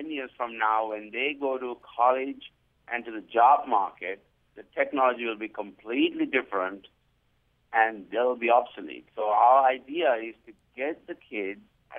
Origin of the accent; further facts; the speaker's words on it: Singapore; moved away as an adult; now in Provo, United States; I'm originally from Singapore. So when my kids moved from Singapore to Utah